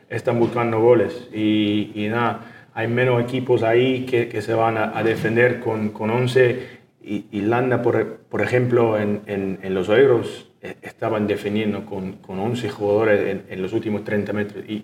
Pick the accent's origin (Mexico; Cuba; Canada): Canada; Spanish is a second language; soy canadiense, ¿no?